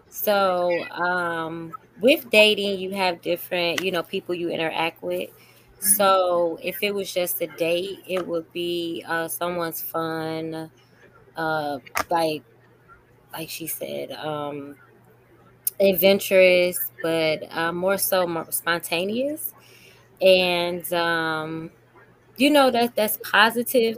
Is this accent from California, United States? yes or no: no; Chicago, Illinois, United States; I'm from Chicago